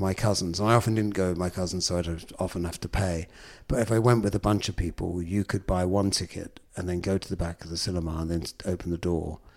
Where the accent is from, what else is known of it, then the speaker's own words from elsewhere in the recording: London, United Kingdom; when I was a kid growing up in London. I think from my doorstep in Islington, I was born in the pre-gentrified Islington of the late fifties.